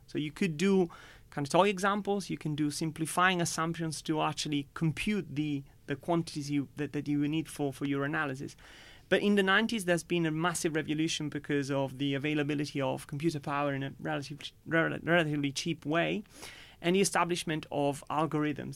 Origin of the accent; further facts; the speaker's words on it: Italy; moved away as an adult; now in United Kingdom; growing up in Italy